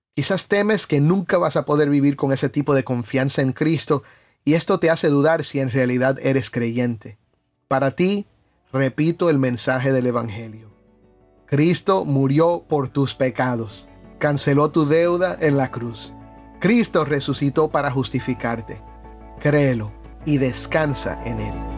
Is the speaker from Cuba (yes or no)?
yes; Cuba